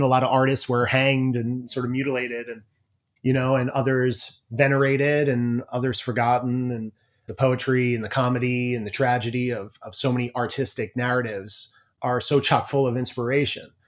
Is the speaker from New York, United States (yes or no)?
yes; Ridge, New York, United States; I grew up in Ridge, which is probably, like, an hour west of you right now.